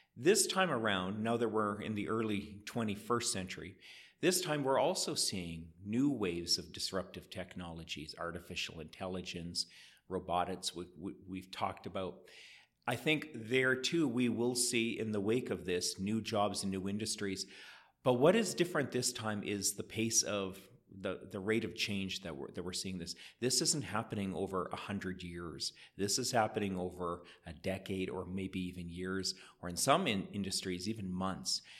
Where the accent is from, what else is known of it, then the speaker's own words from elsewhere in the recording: Edmonton, Alberta, Canada; moved away as an adult; now in Calgary, Canada; my hometown of Edmonton